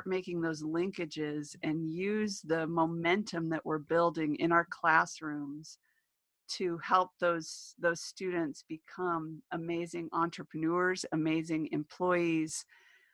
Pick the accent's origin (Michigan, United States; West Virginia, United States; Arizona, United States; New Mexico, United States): New Mexico, United States; I'm from New Mexico